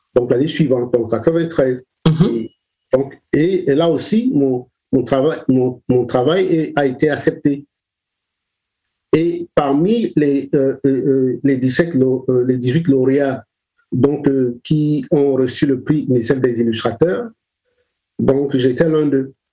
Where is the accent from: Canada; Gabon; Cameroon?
Cameroon; Douala, Littoral; je suis né au Cameroun, je suis euh, né à Douala